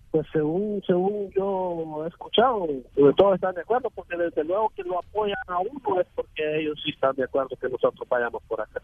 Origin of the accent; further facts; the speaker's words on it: Ocotepeque, Honduras; moved away as an adult; de Honduras, eh, de Ocotepeque